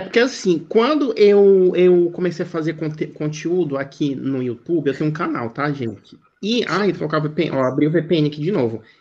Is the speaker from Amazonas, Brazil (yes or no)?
yes; Amazonas, Brazil; moved away as an adult; now in China; eu fui pela é, Amazonas, aí eu saí do Brasil